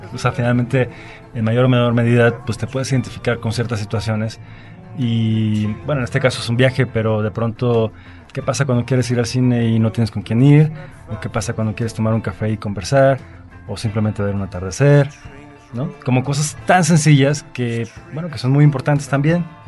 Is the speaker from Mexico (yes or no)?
yes; Veracruz, Mexico; yo soy de Veracruz